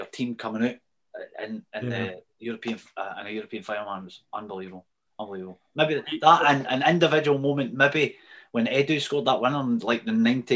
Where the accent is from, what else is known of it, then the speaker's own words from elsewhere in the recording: Lake District, North West England, United Kingdom; moved away; when I grew up in England, just over the border in the Lake District, and I was like small ginger Scottish